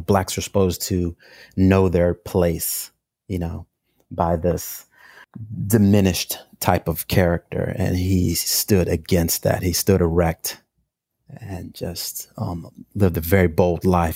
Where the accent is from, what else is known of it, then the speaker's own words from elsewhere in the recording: St. Louis, Missouri, United States; moved away as an adult; now in New York City, United States; I'm originally from St. Louis, Missouri. I moved to New York City in 1995 to attend the School of Visual Arts